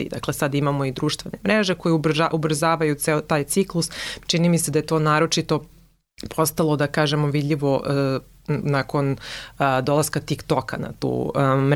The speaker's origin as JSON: {"language": "Croatian", "country": "Serbia"}